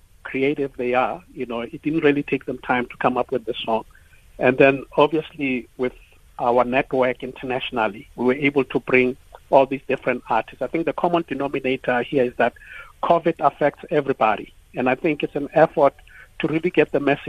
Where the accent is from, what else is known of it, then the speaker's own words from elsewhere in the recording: South Africa; as South Africans